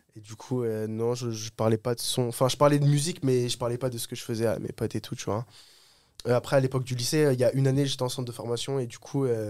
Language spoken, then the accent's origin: French; Oise, Hauts-de-France, France; Je viens de, de l'Oise, j'habite au-dessus de Paris